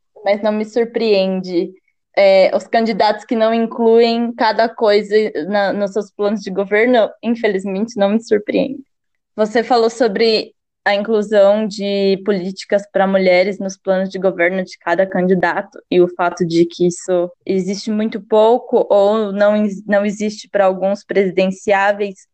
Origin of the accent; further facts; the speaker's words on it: Brazil; nós brasileiros